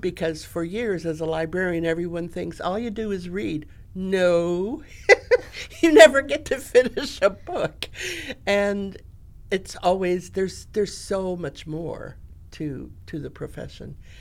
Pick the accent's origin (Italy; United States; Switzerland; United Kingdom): United States; Grand Rapids, Michigan; I was born in Grand Rapids, Michigan. I lived on Garfield Street, and across the street was the school